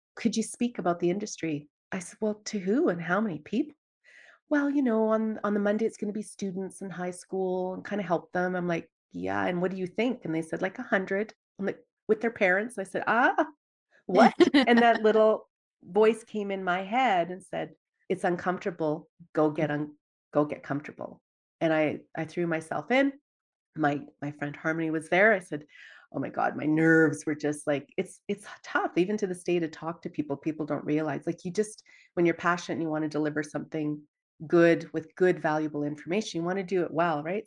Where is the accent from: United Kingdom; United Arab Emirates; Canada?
Canada; Dawson Creek, British Columbia; moved away as an adult; now in Edmonton, Canada; growing up in Dawson Creek, B C